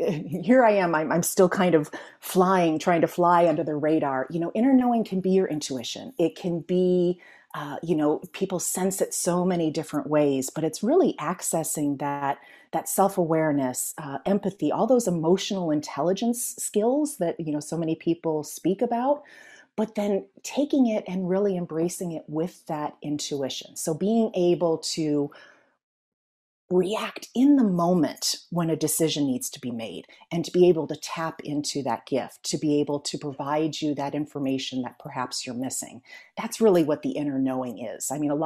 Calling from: California, United States; I am in the San Francisco Bay Area. I am halfway between San Francisco and Silicon Valley.

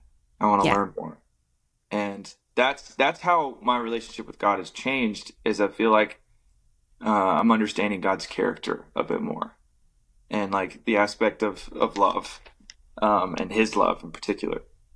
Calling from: Social Circle, Georgia, United States; I'm in Social Circle, Georgia.

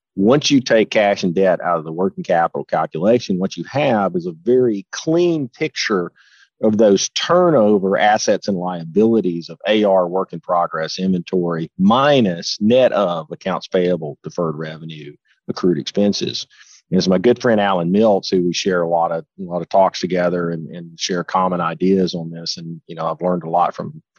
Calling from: Huntsville, Alabama, United States; I'm actually in the office, believe it or not, today in Huntsville, Alabama.

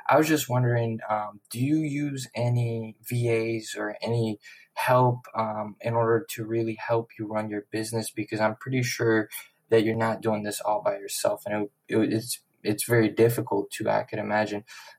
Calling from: West Palm Beach, Florida, United States; I'm shouting out from West Palm Beach, Florida.

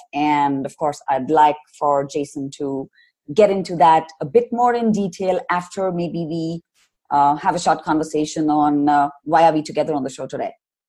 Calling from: Bangalore, Karnataka, India; your host of the show, and I'm dialing in from Bangalore in India.

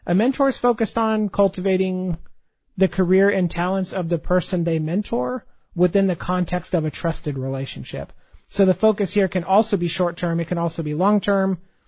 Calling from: Dallas, Texas, United States; Dallas, Texas.

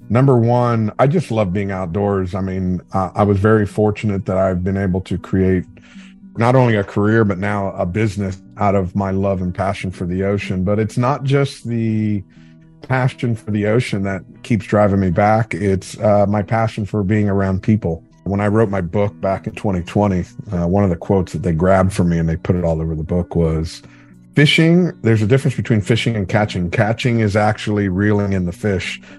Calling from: West Palm Beach, Florida, United States; Uh, I'm coming at you live from West Palm Beach, Florida.

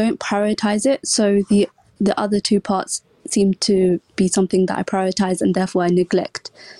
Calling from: London, United Kingdom; From London.

